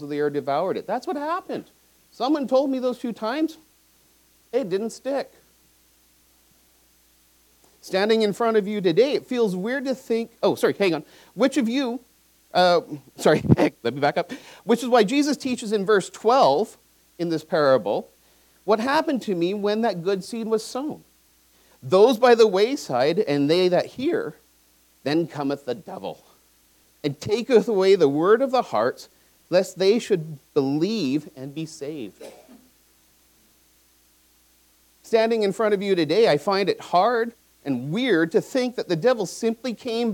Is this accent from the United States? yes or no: no; Vancouver, British Columbia, Canada; I grew up in Vancouver. I went to John Oliver Secondary